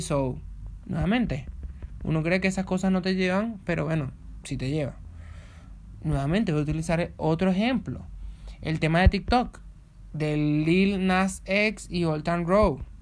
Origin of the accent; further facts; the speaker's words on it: Venezuela; moved away; yo vengo de Venezuela.